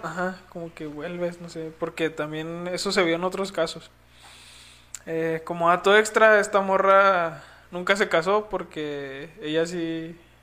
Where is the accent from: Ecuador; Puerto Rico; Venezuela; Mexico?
Mexico; nacimos en México